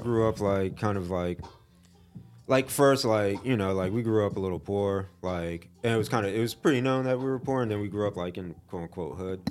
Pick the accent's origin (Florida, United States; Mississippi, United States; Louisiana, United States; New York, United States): Florida, United States; Fort Lauderdale; moved away as an adult; now in Asheville, United States; I'm from Fort Lauderdale, Florida.